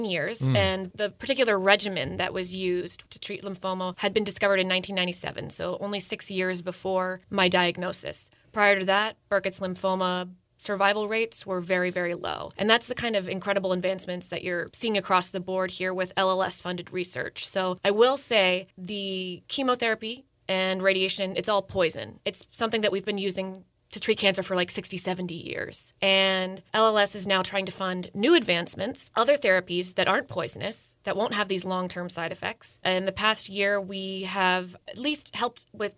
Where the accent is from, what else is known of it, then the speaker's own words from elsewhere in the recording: Howard County, Maryland, United States; I'm coming from Howard County. That's where I grew up